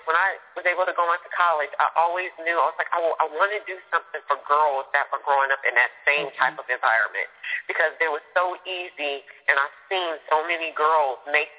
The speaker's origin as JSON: {"language": "English", "town": "San Francisco", "region": "California", "country": "United States", "tie": "born or raised there", "said": "I grew up in San Francisco"}